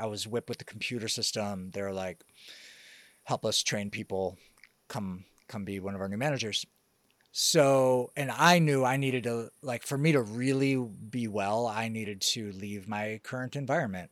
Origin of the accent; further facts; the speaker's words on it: Detroit, Michigan, United States; now in Costa Rica; I grew up in Detroit